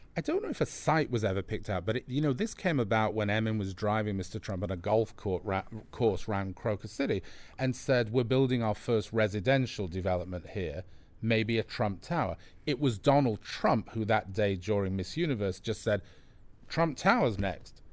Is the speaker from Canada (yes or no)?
no; England, United Kingdom; I'm English